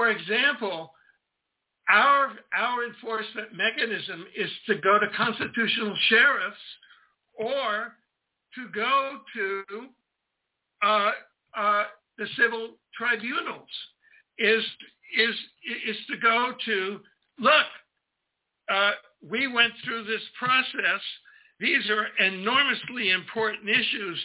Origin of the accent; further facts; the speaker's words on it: Pensacola, Florida, United States; also born or lived in Canada; I was born in May 24th, 1942, at the U.S. Naval Air Base in Pensacola, Florida, where my father was a lieutenant in the U.S. Navy training troops